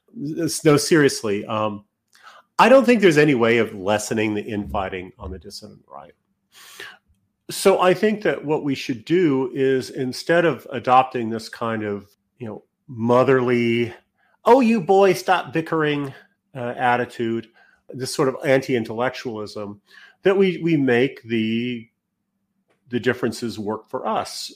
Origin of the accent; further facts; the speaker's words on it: Canada; being Canadian